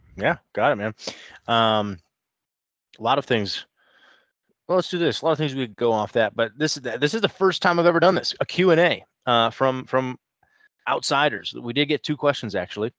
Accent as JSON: {"language": "English", "town": "Canton", "region": "Ohio", "country": "United States", "tie": "born or raised there", "said": "Canton, so, I mean, I'm, I'm born and raised in Ohio"}